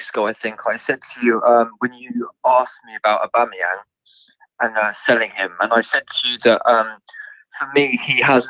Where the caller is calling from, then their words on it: South East England, United Kingdom; I'm from Surrey.